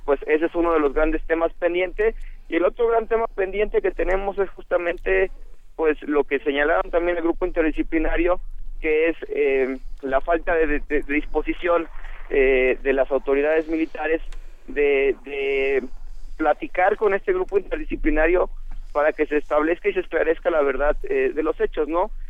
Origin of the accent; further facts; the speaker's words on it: Mexico; como sociedad mexicana